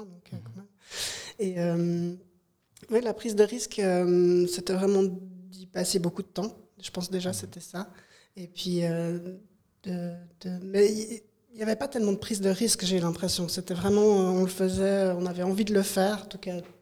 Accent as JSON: {"language": "French", "area": "Broye", "region": "Fribourg", "country": "Switzerland", "said": "je viens de la Broye fribourgeoise. Et euh, moi, j'ai fait mes études à Fribourg, en ville de Fribourg"}